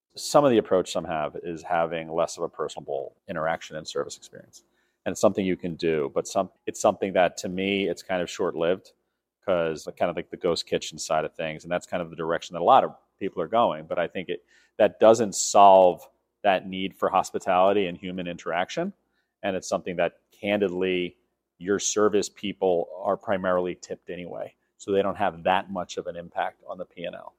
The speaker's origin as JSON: {"language": "English", "town": "New York City", "region": "New York", "country": "United States", "tie": "born or raised there", "said": "born and raised in New York City"}